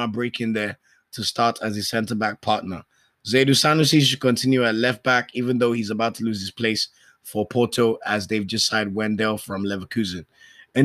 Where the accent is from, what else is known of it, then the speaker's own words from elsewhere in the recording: Nigeria; As a Nigerian